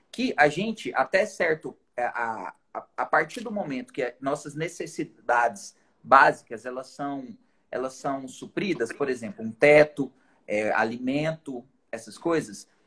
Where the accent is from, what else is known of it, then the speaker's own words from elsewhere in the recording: Tupã, São Paulo, Brazil; Sou da cidade de Tupã, interior de São Paulo.